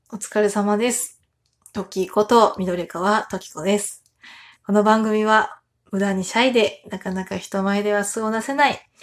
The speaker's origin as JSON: {"language": "Japanese", "region": "Tohoku", "country": "Japan", "tie": "born or raised there", "said": "私東北出身なので"}